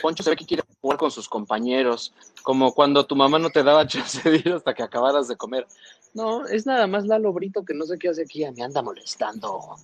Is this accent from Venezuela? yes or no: no; Mexico City, Mexico; Yo soy del Distrito Federal